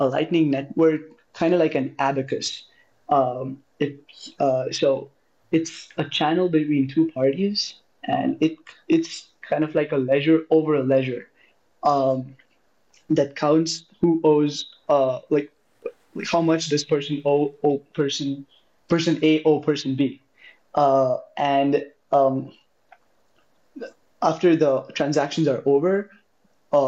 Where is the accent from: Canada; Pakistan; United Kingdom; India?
India; moved away as an adult; I'm from India. I was doing high school in India